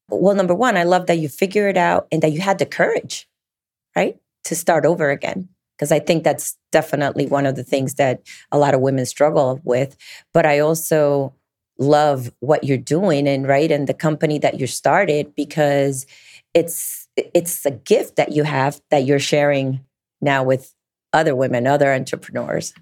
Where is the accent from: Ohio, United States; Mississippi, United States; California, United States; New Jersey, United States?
New Jersey, United States; moved away; I grew up in New Jersey